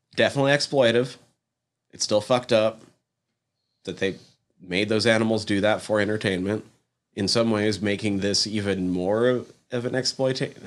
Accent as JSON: {"language": "English", "country": "United States", "said": "as an American"}